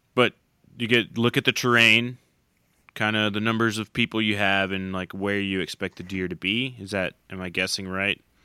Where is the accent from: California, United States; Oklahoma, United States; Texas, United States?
Oklahoma, United States; growing up in Oklahoma